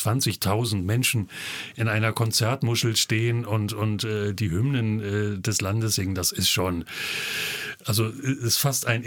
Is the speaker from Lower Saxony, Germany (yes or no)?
yes; Hanover, Lower Saxony, Germany; ich als Hannoveraner